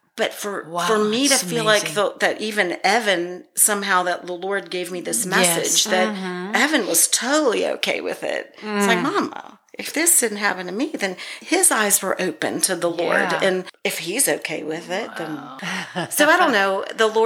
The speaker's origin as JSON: {"language": "English", "town": "Youngstown", "region": "Ohio", "country": "United States", "tie": "born or raised there", "moved": "yes", "said": "my hometown, Youngstown, Ohio"}